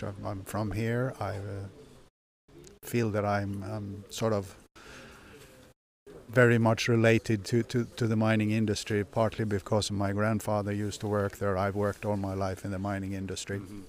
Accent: Hedemora, Dalarna County, Sweden; Yeah, I come from Hedemora, which is just 10-15 kilometers south of here.

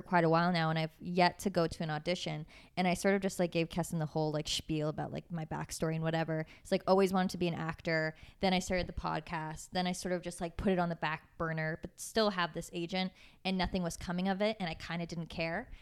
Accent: Waterloo, Ontario, Canada; moved away as an adult; now in Toronto, Canada; I'm from Waterloo

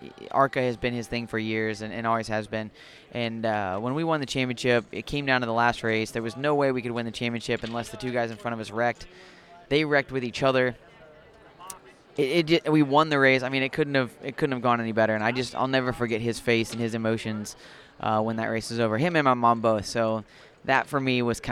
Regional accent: Springfield, Illinois, United States; I grew up in Springfield, Illinois

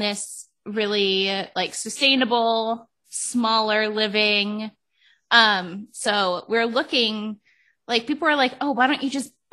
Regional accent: Cleveland, Ohio, United States; moved away; also born or lived in Las Vegas; I grew up in Ohio. I lived in Cleveland where it like snowed and rained and all this stuff

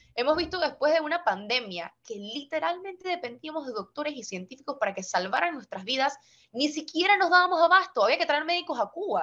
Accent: Panama City, Panama; como soy una capitalina, no vivo en el interior

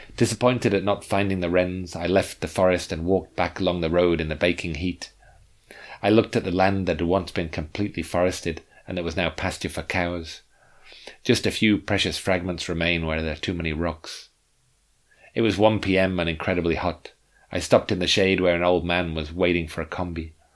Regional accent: England, United Kingdom; I came from England.

